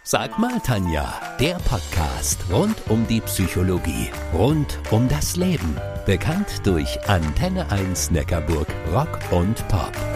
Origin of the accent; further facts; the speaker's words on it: Spaichingen, Baden-Württemberg, Germany; in meine Geburtsstadt nach Speichingen